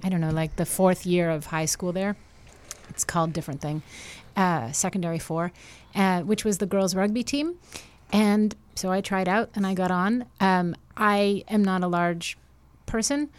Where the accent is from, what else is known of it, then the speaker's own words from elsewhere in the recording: Montreal, Quebec, Canada; moved away; also born or lived in New York; I'm from Montreal